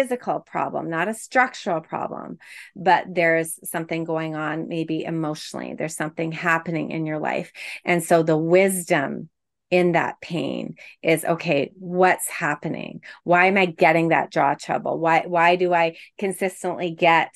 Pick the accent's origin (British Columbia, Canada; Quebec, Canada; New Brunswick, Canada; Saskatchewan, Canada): Quebec, Canada; now in Toronto, Canada; I'm from Quebec